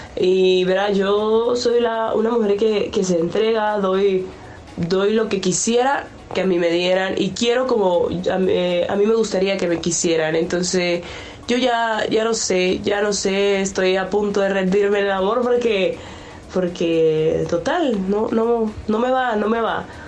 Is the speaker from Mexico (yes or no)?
no; Venezuela; now in Chicago, United States; Le hablo desde Chicago. Soy una mujer venezolana.